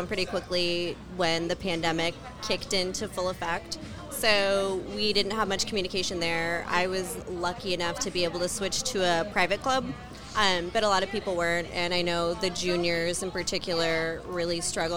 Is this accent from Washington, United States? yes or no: yes; Seattle, Washington, United States; I'm from Seattle, Washington. Grew up in Seattle